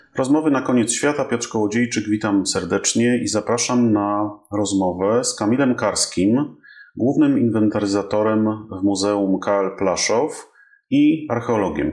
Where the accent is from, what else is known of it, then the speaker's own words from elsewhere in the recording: Kraków, Lesser Poland, Poland; jestem e, Krakusem i mieszkam tu od urodzenia